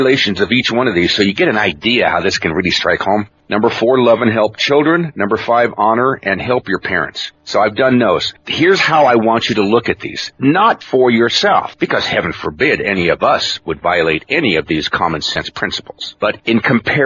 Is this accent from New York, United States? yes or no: no; Klamath Reservation, Oregon, United States; I was raised in Klamath. I'm Cherokee, raised in the Klamath Reservation